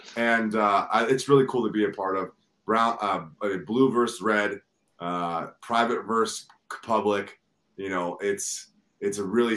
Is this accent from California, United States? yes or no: yes; Los Angeles, California, United States; I'm born and raised in Los Angeles